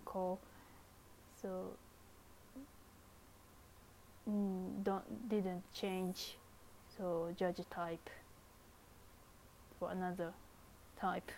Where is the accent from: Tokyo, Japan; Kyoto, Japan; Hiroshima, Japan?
Kyoto, Japan; northern; English is a second language; moved away; my hometown is Kyoto, and so northern part of Kyoto